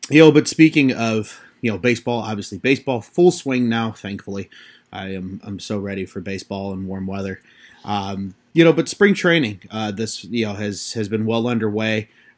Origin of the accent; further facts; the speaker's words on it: South suburbs of Chicago, Illinois, United States; I grew up in the South Burbs. I still live in the South Burbs. So I'm one of those unicorns that, grew up on the South side but became a Cubs fan.